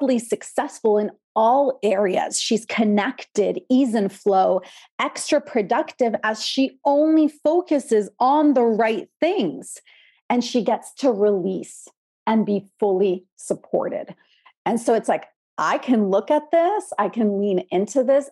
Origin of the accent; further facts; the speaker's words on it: Canada; also born or lived in Poland; I was born in Poland, came to Canada as a Polish immigrant when I was 6 years old